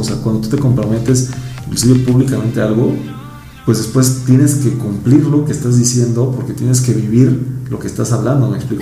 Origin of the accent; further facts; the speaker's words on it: Mexico City, Mexico; yo soy de Iztapalapa, puesto de México